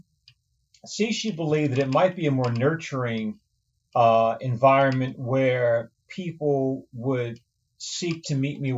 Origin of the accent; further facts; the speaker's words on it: Baltimore, Maryland, United States; Born and raised in East Baltimore.